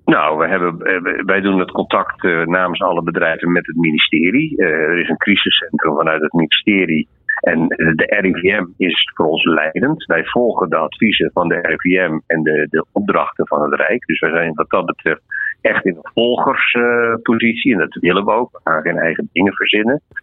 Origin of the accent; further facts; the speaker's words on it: Netherlands; We zijn Nederlanders.